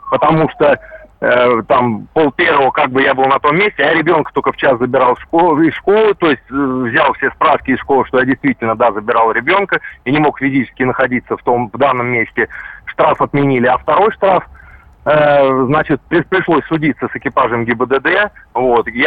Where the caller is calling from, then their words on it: Saratov, Saratov Oblast, Russia; я из Саратова звоню